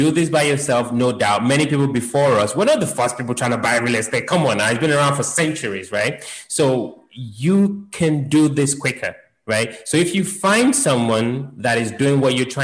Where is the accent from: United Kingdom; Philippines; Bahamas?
United Kingdom; London; moved away; I grew up in London